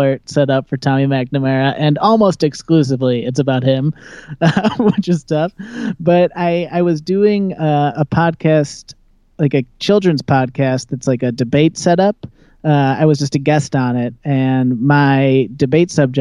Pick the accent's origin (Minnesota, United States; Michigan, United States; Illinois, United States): Illinois, United States; Chicago; moved away as an adult; now in New York, United States; I grew up in Chicago. Moved to New York in 2015.